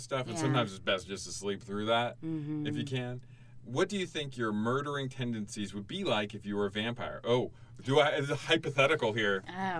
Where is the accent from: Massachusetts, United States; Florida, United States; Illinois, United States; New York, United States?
Florida, United States; moved away; I grew up in Florida, I was used to hot and humid weather. But since I've left Florida